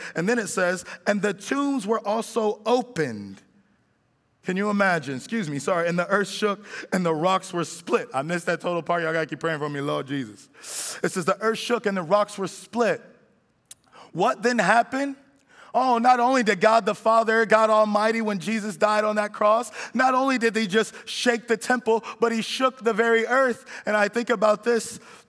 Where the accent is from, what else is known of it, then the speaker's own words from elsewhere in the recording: California, United States; now in Miami, United States; my wife and I, we came here from California, and we've been in Miami long enough now where I feel like we're Miamians, but we came from California originally.